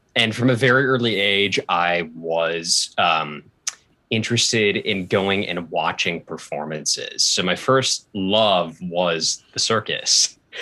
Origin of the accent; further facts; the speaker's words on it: Portland, Oregon, United States; moved away; I grew up in Portland, Oregon